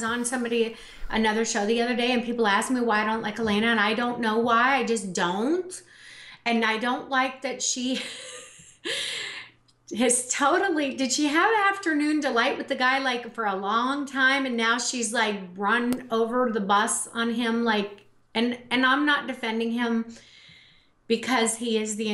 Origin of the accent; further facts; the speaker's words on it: United States; now in Canada; I'm an American